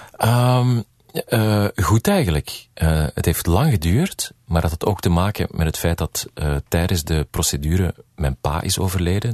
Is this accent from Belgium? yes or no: yes; Belgium; moved away as an adult; now in United States; als Belg